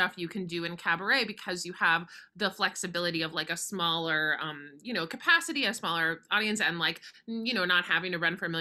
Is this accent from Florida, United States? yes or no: yes; Boca Raton, Florida, United States; I grew up in Boca Raton, Florida, so very far away from Broadway